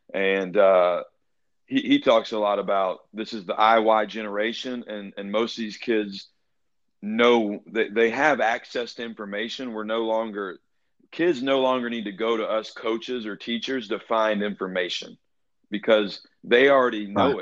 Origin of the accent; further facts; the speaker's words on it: Atlanta, Georgia, United States; I'm from Atlanta originally, and like you said, I went to Brookwood High School.